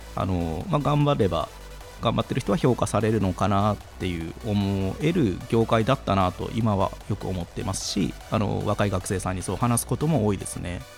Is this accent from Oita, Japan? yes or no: no; Goto Islands, Nagasaki, Japan; also born or lived in Aichi; now in Tokyo, Japan; 僕は五島列島というちょっとあの海に囲まれた、まあ、島というか、はい、長崎でもちょっと田舎の方に当たるところであの生まれました